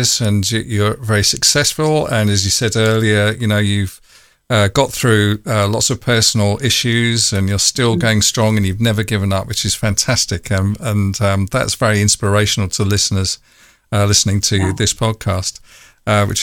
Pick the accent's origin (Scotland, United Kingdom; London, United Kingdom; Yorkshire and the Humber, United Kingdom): London, United Kingdom; I'm from London